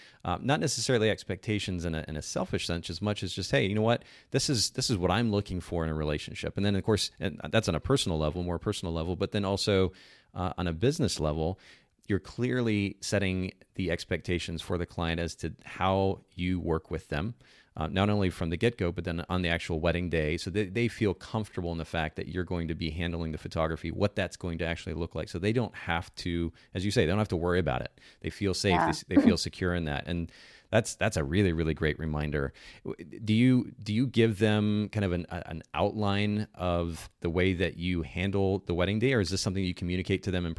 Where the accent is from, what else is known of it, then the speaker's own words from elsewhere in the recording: Japan; She knows that I grew up in Japan.